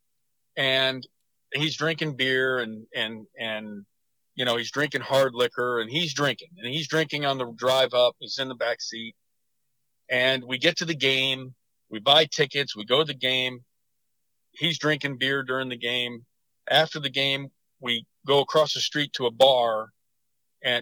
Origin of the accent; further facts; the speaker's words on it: Las Vegas, Nevada, United States; growing up in Las Vegas and seeing people from different parts of the world